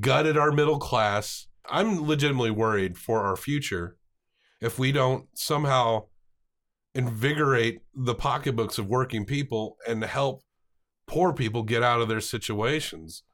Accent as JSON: {"language": "English", "region": "the South", "country": "United States", "said": "as a Southerner"}